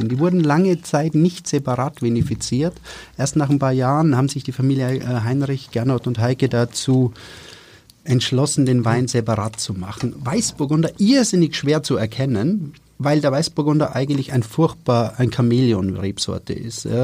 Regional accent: Styria, Austria; ich werde noch ein bisschen helfen, weil ich ja generös bin als Steirer.

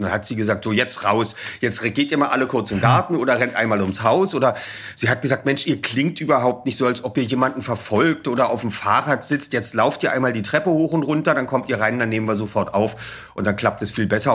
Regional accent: Berlin, Germany; bei uns in Berlin gab es noch die beiden Ostsender, weshalb wir natürlich Lolek und Bolek kannten und die Olsenbande

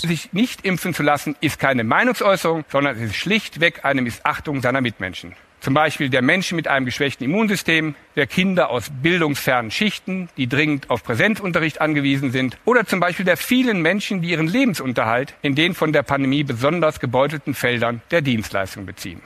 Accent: Cologne, North Rhine-Westphalia, Germany; ich komme aus Köln, ich kenne Köln

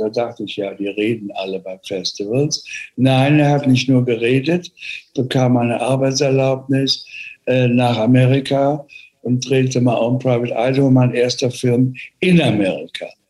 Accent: Cologne, North Rhine-Westphalia, Germany; moved away as an adult; also born or lived in Rome / Paris / London / Los Angeles; ich bin in Köln groß geworden mit Künstlern wie Sigmar Polke

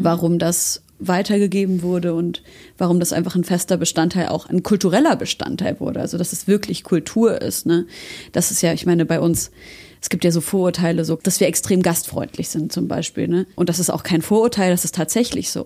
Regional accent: Syria; moved away; wir kommen aus Syrien

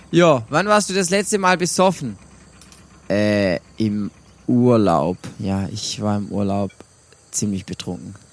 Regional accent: Swabia, Germany; accent: Swabian; Ja, ich bin ein Schwabe. Ich bin, das war jetzt gar nicht mal Schwäbisch, aber ich kann Schwäbisch schwätzen, das ist kein Problem, aber dann versteht mich ja keiner.

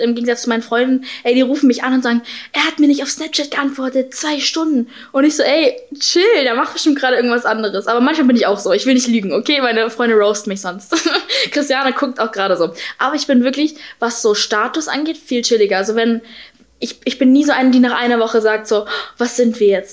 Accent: Berlin, Germany; Ich bin zwar halb Ami, halb Deutsch, aber ich bin halt in Berlin geboren

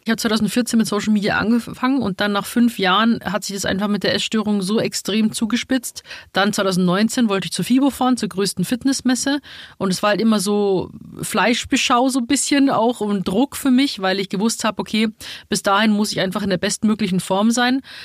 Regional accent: Rosenheim, Bavaria, Germany; moved away as an adult; also born or lived in Munich; now in Berlin, Germany; ich bin halt in Rosenheim geboren, aufgewachsen und dann bin ich direkt nach München gezogen.

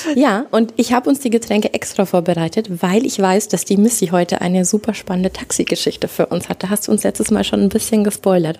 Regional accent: Lower Bavaria, Germany; ich komme aus Niederbayern

